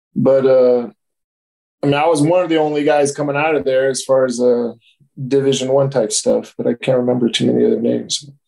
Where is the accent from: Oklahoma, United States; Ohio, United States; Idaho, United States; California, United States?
California, United States; San Diego; moved away as an adult; also born or lived in Oregon / Paris, France / Japan / Lebanon; I grew up in San Diego, went to Poway